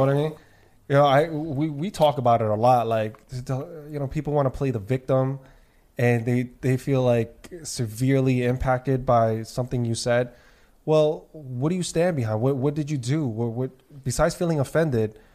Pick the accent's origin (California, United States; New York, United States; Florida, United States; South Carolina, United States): New York, United States; New York City; I'm born and raised in New York